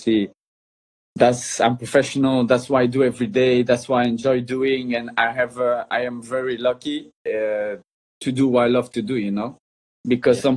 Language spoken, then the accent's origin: English; Brussels, Brussels-Capital Region, Belgium; now in Spain; I grew up in Belgium. That's where I'm born, in Brussels. And obviously, that's where I grew up as a little boy